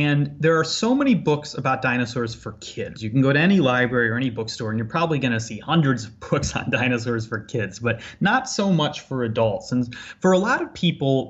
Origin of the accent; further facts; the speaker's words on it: Ottawa, Illinois, United States; I grew up in Ottawa, Illinois